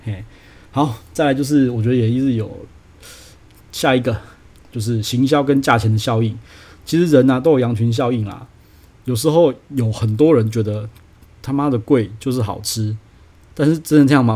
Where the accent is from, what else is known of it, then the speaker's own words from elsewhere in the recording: Taiwan; 我们就是土生，土生土长的台湾人